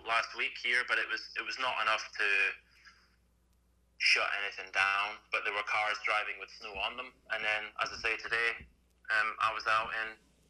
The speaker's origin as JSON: {"language": "English", "area": "Fife", "region": "Scotland", "country": "United Kingdom", "also_born_or_lived": "England", "moved": "as an adult", "lives_now": "Moray, United Kingdom", "said": "I'm originally from a place called Fife, and then I joined the military, so travelled around the UK for a bit, spent a lot of time in England, and then I got stationed, as you guys would say, back up here in Scotland"}